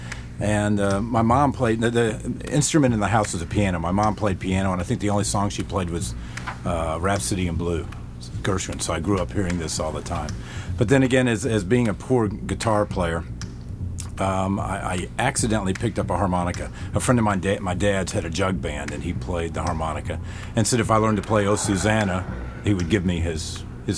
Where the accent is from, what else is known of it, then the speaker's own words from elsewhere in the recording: Dallas, Texas, United States; I grew up in Dallas